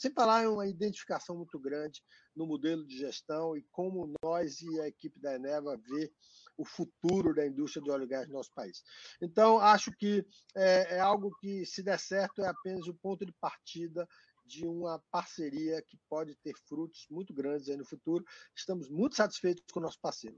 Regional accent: Salvador, Bahia, Brazil; sou soteropolitano como você

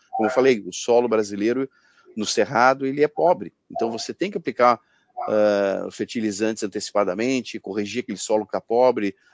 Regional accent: Porto Alegre, Rio Grande do Sul, Brazil; já está dando efeito aqui no sul do Brasil, né? Eu sou aqui de Porto Alegre

